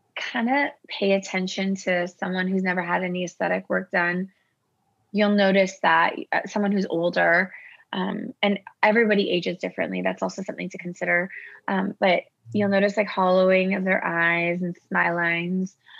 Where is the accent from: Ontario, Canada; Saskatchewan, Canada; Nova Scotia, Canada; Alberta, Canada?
Ontario, Canada; Toronto; also born or lived in Iran; I grew up in Toronto